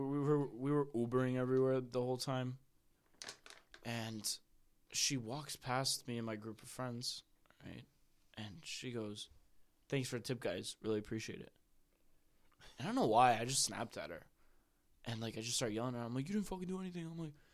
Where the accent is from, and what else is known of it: Chicago, Illinois, United States